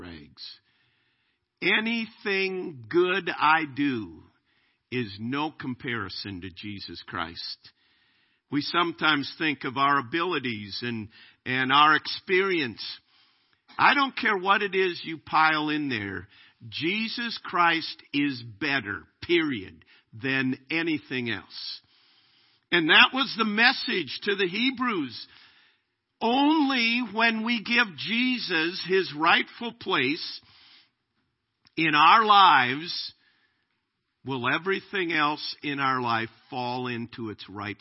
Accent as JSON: {"language": "English", "country": "United States", "said": "I'm an American. I am glad to be an American"}